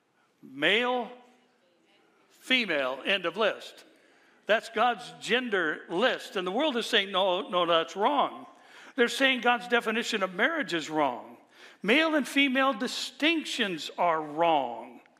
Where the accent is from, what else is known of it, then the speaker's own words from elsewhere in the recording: California, United States; also born or lived in Orange County, California; I'm from California